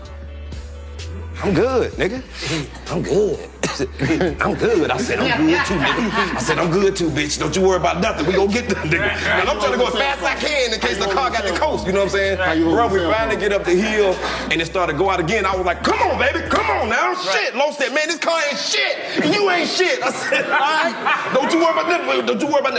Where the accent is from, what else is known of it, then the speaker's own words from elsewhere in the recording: Alabama, United States; I'm from Alabama